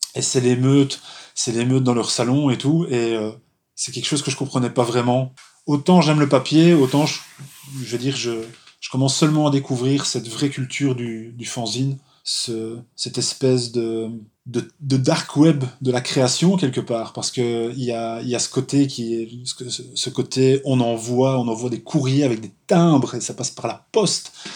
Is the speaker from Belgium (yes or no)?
yes; Charleroi, Wallonia, Belgium; je suis belge, originaire de Charleroi